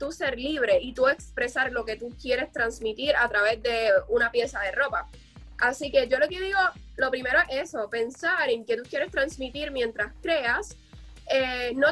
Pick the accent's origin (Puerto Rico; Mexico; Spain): Puerto Rico; yo sé que actualmente en mi país, de hecho en el, día de ayer, identificaron quién asesinó a una mujer en Puerto Rico y fue su esposo.